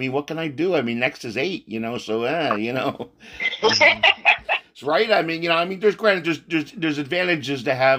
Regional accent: San Antonio, Texas, United States; I'm originally a Texas San Antonio boy.

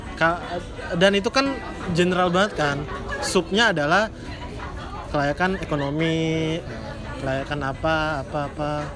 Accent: Bekasi, West Java, Indonesia; moved away as an adult; also born or lived in Jakarta; now in Yogyakarta, Indonesia; gue orang Bekasi

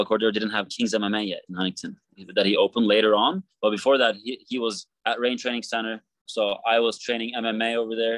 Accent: Istanbul, Turkey; now in United States; I grew up in Istanbul, Turkey

